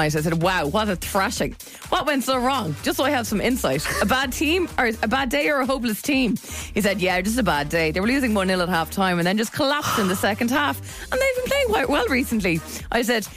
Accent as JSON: {"language": "English", "country": "Ireland", "said": "us Irish people"}